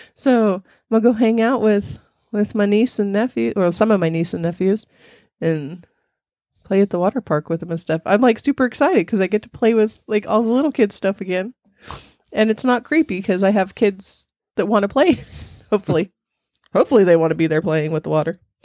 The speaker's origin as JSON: {"language": "English", "region": "California", "country": "United States", "tie": "born or raised there", "said": "I grew up in California, but it was hot"}